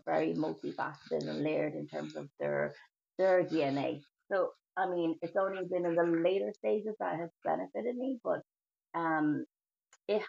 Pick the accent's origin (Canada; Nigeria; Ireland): Ireland; I was born in Ireland and born to two Asian parents, one from Hong Kong, one from Vietnam, and reared in a very multi-diverse way